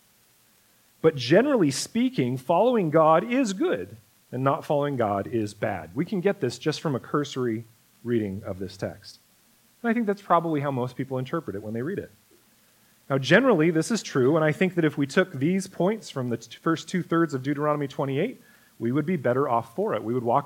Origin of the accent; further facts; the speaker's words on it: United States; as American Christians